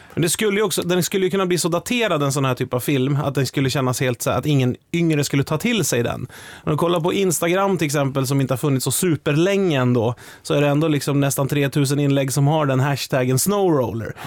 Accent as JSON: {"language": "Swedish", "town": "Sveg", "region": "Jämtland", "country": "Sweden", "tie": "born or raised there", "said": "jag växte upp i Sveg"}